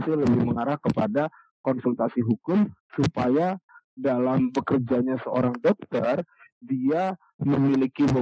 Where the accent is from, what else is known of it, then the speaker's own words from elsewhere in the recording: Bengkulu, Indonesia; di rumah saya saya dulu tinggalnya di Bengkulu ya sebelum bekerja hmm. dari kecil sampai SMA saya di Bengkulu.